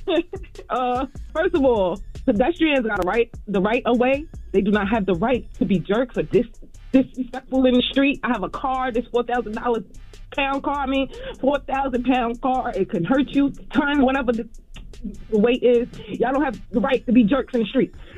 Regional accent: New York City, New York, United States; I'm from Brooklyn

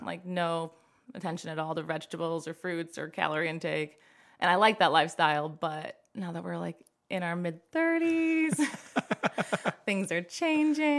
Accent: Five Point Road, Ohio, United States; I grew up on Five Point Road, a lot of trees

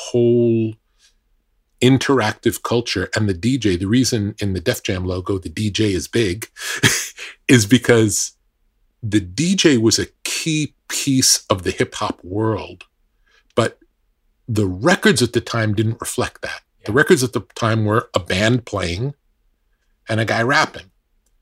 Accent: New York, United States; a kid growing up in New York

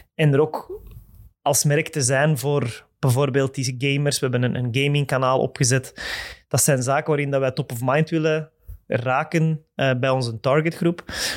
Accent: Mechelen, Flanders, Belgium; ik ben van het Mechelse. Ik ben van Mechelen.

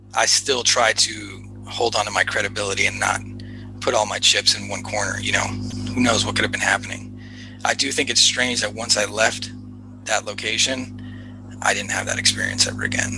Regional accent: Los Angeles, California, United States; growing up in Los Angeles, you're like surrounded by by the movie industry

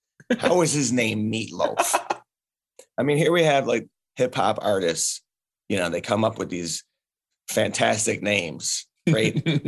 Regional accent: Chicago, Illinois, United States; We're from Chicago.

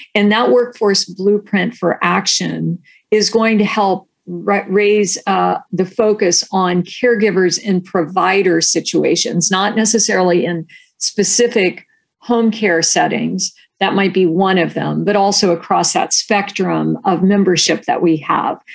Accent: Delaware, Ohio, United States; moved away as an adult; also born or lived in Washington, D.C. / New Haven, Connecticut; now in California, United States; I grew up in central Ohio in a small town called Delaware, Ohio

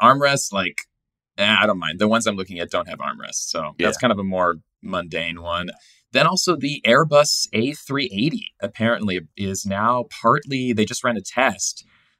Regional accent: California, United States; now in New York, United States; Yeah. I live in New York. I'm from California.

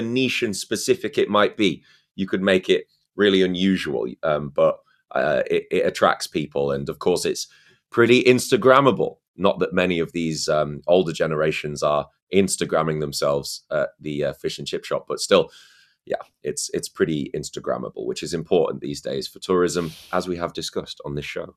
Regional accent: Scarborough, Yorkshire and the Humber, United Kingdom; Scarborough, my hometown

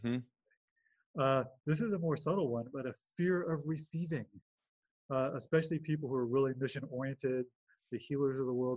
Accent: Los Angeles, California, United States; now in Bay Area, United States; grew up in Los Angeles, California. Uh, currently live in the Bay Area in Northern California

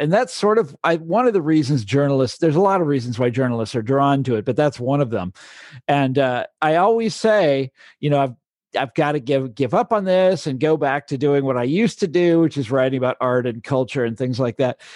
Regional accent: Johnson County, Kansas, United States; moved away as an adult; also born or lived in Chicago; I'm from Johnson County, Kansas. And, uh, so I grew up there, went to the public schools

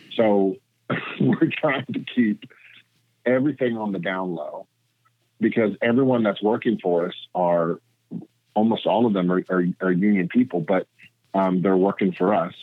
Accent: Tennessee, United States; moved away as an adult; also born or lived in Florida; now in Los Angeles, United States; I'm originally from Tennessee, and I came to Los Angeles in 1998

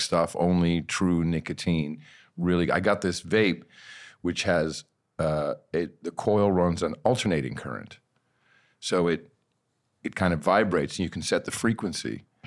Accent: Amsterdam, North Holland, Netherlands; now in United States; I grew up in Amsterdam

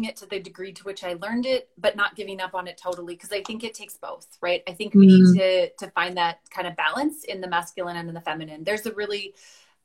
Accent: Westlock, Alberta, Canada; I grew up on a farm north of Westlock

